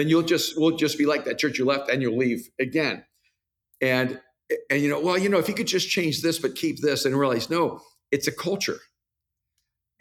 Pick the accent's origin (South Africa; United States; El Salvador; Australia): El Salvador; moved away; I'm from El Salvador, so we use the word nieve for ice cream and snow